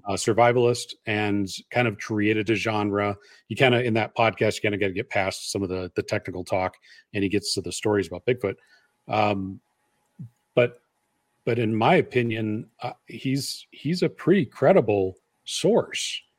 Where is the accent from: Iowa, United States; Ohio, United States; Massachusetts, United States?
Iowa, United States; I'm from Iowa